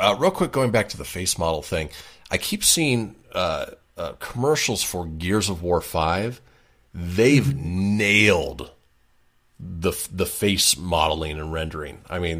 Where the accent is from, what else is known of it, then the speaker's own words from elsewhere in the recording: Boston, Massachusetts, United States; I'm from Boston